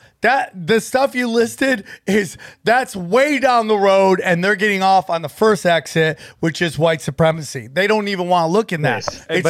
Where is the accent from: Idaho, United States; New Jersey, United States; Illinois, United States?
Idaho, United States; Northern Idaho, not just regular Idaho, Northern Idaho, which makes it sound shadier than ever, right?